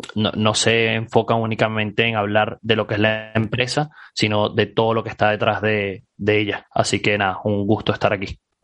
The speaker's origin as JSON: {"language": "Spanish", "town": "Caracas", "region": "Capital District", "country": "Venezuela", "tie": "born or raised there", "moved": "as an adult", "said": "yo soy, soy venezolano, eh, oriundo de Caracas. salí del país hace ya cuatro años"}